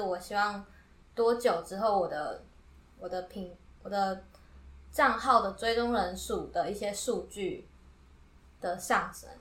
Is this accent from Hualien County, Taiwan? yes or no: no; Yilan County, Taiwan; moved away as an adult; now in Tainan, Taiwan; 我是宜兰人嗯，然后我一个人到台南读书